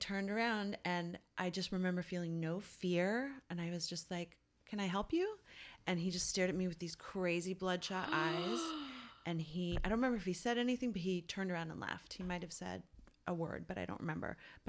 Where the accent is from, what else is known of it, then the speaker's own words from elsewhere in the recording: St. John's, Newfoundland and Labrador, Canada; when I was a little kid, growing up in St. John's, where we didn't lock our door.